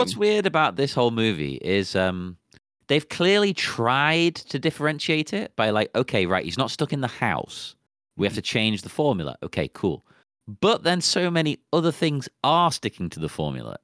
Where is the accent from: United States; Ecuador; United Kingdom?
United Kingdom; England; I'm English